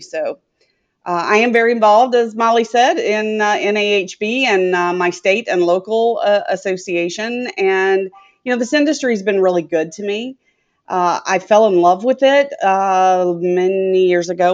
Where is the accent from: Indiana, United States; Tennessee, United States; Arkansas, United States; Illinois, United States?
Tennessee, United States; Etowah; moved away as an adult; now in Tampa, United States; I'm from Etowah